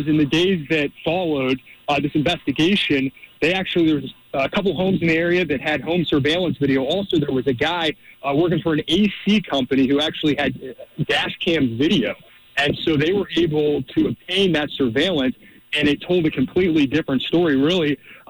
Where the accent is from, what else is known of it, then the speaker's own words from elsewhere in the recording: East Cobb, Georgia, United States; I grew up in East Cobb, so I actually went to high school with his daughter.